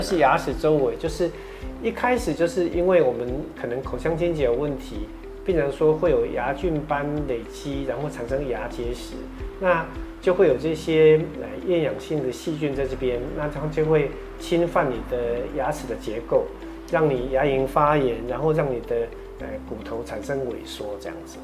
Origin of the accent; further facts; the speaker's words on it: Taiwan; 我们台湾人有一个习惯